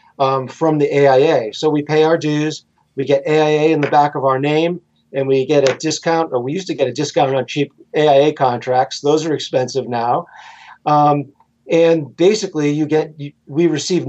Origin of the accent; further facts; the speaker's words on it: Rhode Island, United States; I'm from Rhode Island